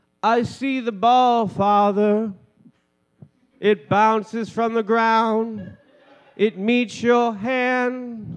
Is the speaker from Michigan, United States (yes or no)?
yes; Ann Arbor, Michigan, United States; Ann Arbor.